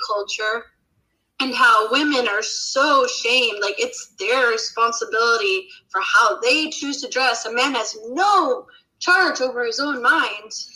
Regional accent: Utah, United States; now in Sweden; I'm from Utah, you know, a totally different culture to to Ohio

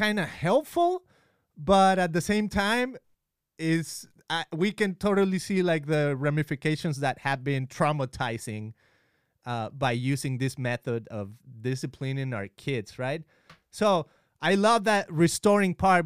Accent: Mexico; we are from Mexico

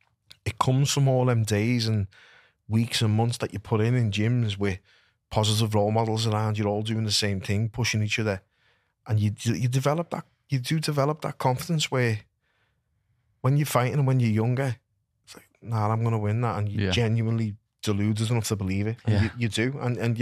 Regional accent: Liverpool, North West England, United Kingdom; I'm a scally from Liverpool and I've fought in Vegas and I've fought in New York

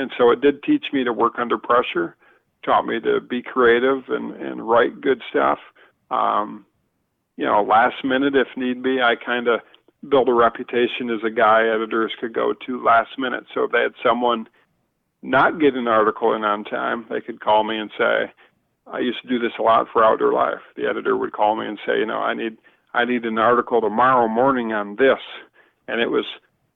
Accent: Northern US, United States; accent: Northern; my Northern accent

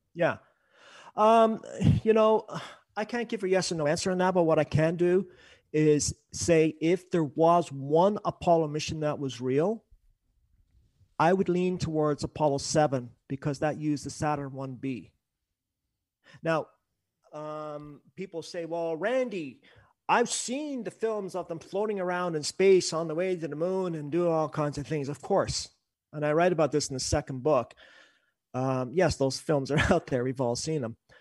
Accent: Canada; I'm up here, I'm a Canadian

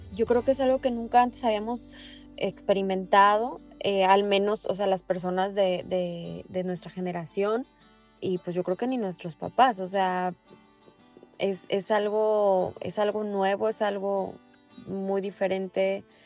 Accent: Mexico; como mexicanos

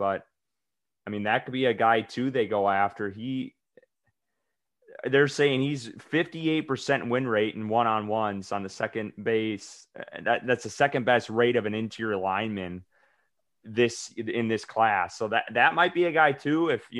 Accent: Wisconsin, United States; I'm from Wisconsin. Yeah. Whitewater, there's not a lot of. That's a small ass town.

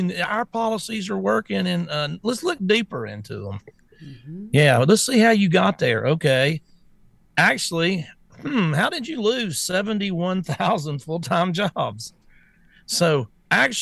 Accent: the South, United States; I'm from the South, and I'm kind of a redneck old guy

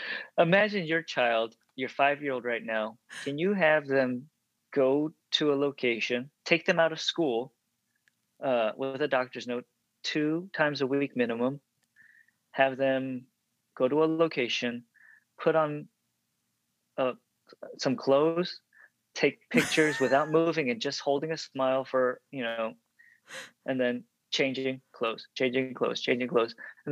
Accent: Dallas, Texas, United States; So at the time, growing up in the Dallas area, if you look at any JCPenney or Dillard's catalog from like the late 80s to early 90s, if there's an Asian kid in there, that's me.

